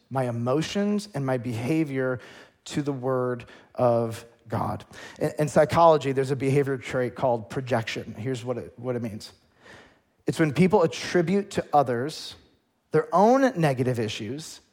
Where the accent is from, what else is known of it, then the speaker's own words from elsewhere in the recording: United States; as an American